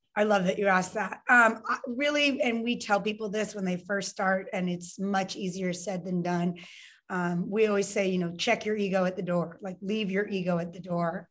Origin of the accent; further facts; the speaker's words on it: Lake Tahoe, California, United States; also born or lived in Santa Cruz, California; I was born in Lake Tahoe, California, so mountain town here in California, um, and I was there until I was 15